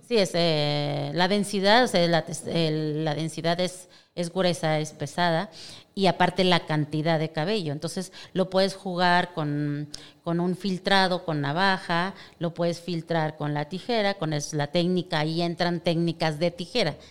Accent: Durango, Mexico; soy yo de Durango, nacida en Durango

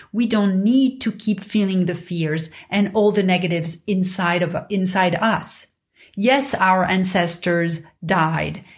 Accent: Paris, Île-de-France, France; growing up in Paris

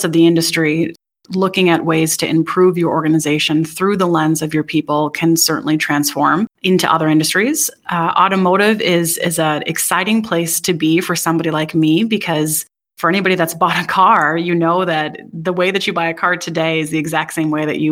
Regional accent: Wisconsin, United States; So I grew up in Wisconsin, graduated University of Wisconsin-Madison

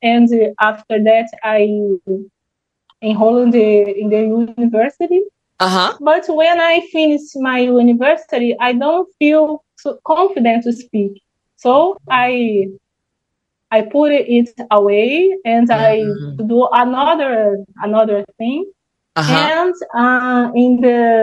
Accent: Brazil; English is a second language; I am Brazilian.

